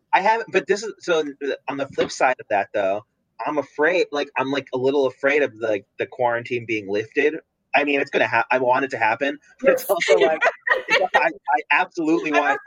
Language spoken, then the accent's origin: English; New Jersey, United States; moved away; I'm from New Jersey originally